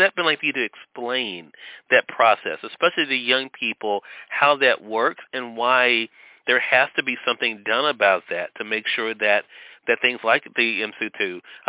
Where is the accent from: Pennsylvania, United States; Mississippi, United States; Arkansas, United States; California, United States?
Mississippi, United States; Serena, you have a connection, too, to my home state of Mississippi, where we're still on the radio dial as well.